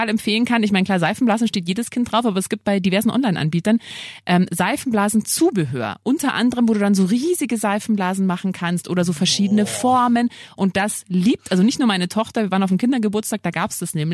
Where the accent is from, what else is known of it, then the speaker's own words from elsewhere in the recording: Bavaria, Germany; ich komme ja, ich bin ja in Niederbayern aufgewachsen.